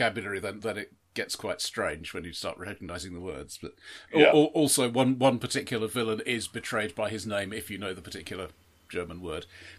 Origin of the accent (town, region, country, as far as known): United Kingdom